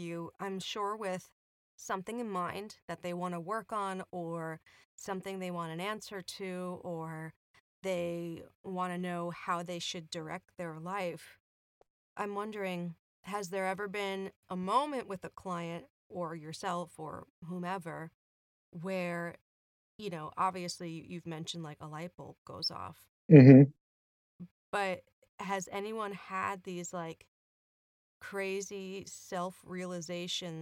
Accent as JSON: {"language": "English", "area": "Long Island", "region": "New York", "country": "United States", "said": "we're from the Northeast, so we're from Long Island."}